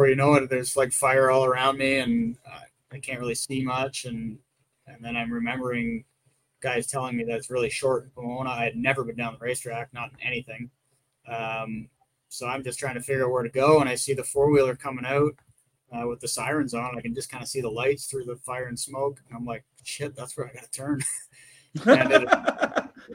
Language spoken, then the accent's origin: English; Ontario, Canada; accent: Canadian; I'm from Ontario